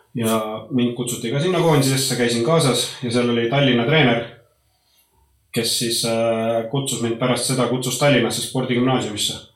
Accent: Põltsamaa, Jõgeva County, Estonia; moved away; also born or lived in Norway / Sweden; mina olen sündinud, sündinud ja kasvanud Põltsamaal

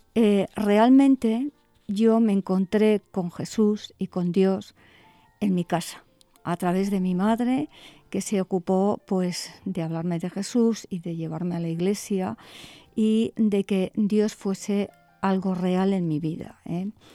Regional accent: Bilbao, Basque Country, Spain; moved away as an adult; also born or lived in Madrid; yo nací en Bilbao Estuve hasta los 21 años viviendo aquí, así que soy, soy de aquí

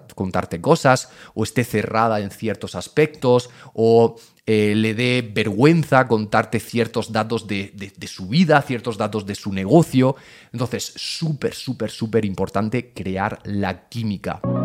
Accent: Region of Murcia, Spain; soy de Murcia o soy de un pueblo muy pequeño de Murcia

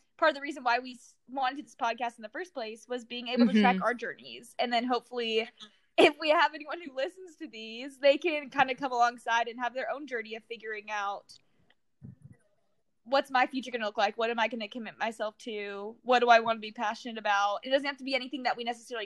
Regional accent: Danville, California, United States; moved away as an adult; also born or lived in College Station, Texas; now in Houston, United States; I was born and raised in San Francisco, literally till I came to college at A&M.

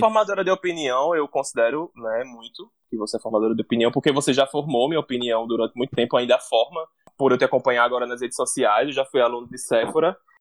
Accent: Natal, Rio Grande do Norte, Brazil; accent: Natal; o sotaque de Natal, o sotaque da minha casa, o sotaque dos meus amigos

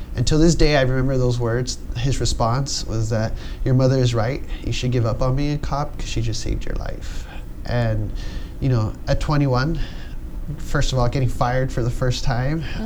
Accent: Los Angeles, California, United States; moved away as an adult; now in Lakewood, United States; I was born and raised here in San Pedro

